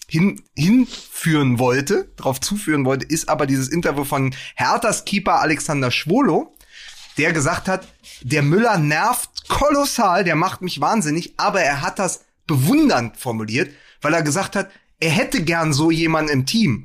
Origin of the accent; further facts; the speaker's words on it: Berlin, Germany; als Berliner